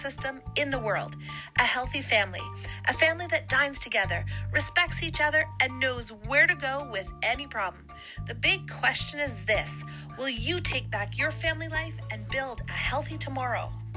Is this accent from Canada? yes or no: yes; Sudbury, Ontario, Canada; moved away as an adult; also born or lived in Calgary, Alberta; I grew up in Sudbury, Ontario, which is a city of about 100, 150,000 people.